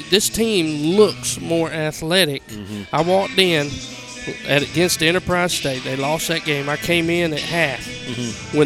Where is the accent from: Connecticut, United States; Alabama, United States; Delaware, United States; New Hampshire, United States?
Alabama, United States; Randolph County; growing up in Randolph County